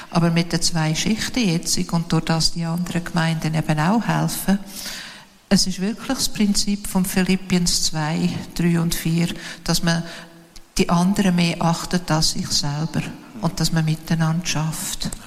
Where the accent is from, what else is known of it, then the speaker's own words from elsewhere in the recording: Switzerland; Als Schweizerin war mein erstes Gebet, Herr, go get em in der Schweiz.